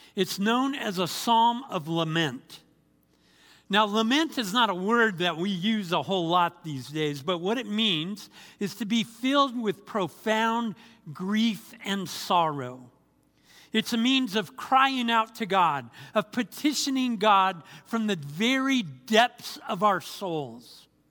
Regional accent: Anaheim, California, United States; moved away as an adult; also born or lived in Fort Bragg, North Carolina; I was born and raised in Anaheim, California

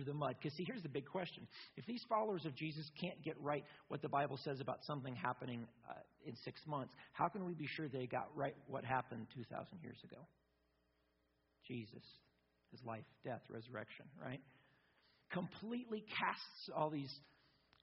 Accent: United States; I'm an American

